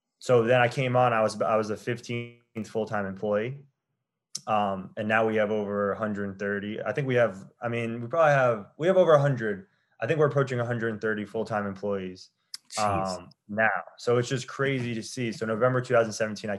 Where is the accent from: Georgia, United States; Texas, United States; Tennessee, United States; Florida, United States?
Florida, United States; South; also born or lived in New York; I grew up in South Florida.